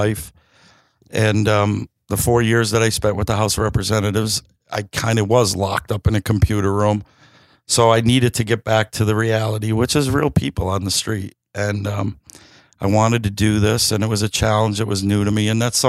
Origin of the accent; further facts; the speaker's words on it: Scranton, Pennsylvania, United States; I'm from Scranton my whole entire life